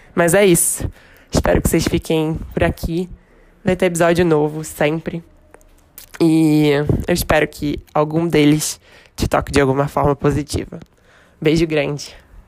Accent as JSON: {"language": "Portuguese", "region": "Rio de Janeiro", "country": "Brazil", "accent": "carioca", "moved": "as an adult", "lives_now": "São Paulo, Brazil", "said": "Eu sou carioca, não sei se já deu para perceber pelo sotaque, e moro em São Paulo desde o início desse ano."}